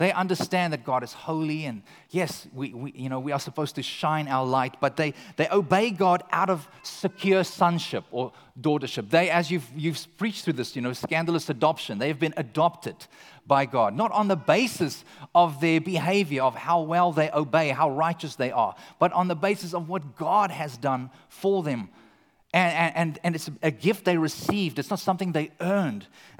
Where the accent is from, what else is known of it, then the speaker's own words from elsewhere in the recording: Canada; now in United States; I'm from Canada, and I think even here in California, perhaps this describes a large portion of society.